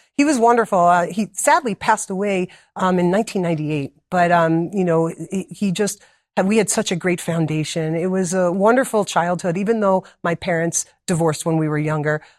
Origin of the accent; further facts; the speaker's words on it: New Jersey, United States; moved away as an adult; now in Wildwood, Georgia, United States; originally, I'm from New Jersey, born and raised there